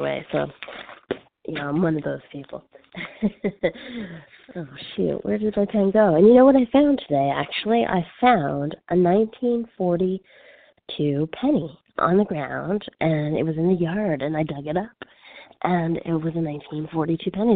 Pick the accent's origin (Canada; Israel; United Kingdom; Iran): Canada; now in Los Angeles, United States; I'm French Canadian.